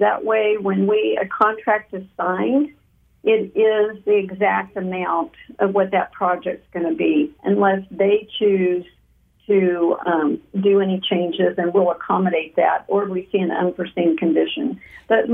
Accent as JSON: {"language": "English", "town": "Taft", "region": "California", "country": "United States", "tie": "born or raised there", "said": "I am a native of Kern County, born and raised in Taft"}